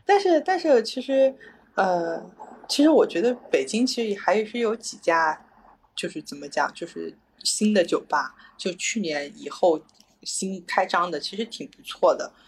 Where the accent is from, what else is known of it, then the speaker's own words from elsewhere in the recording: China; 我从中国来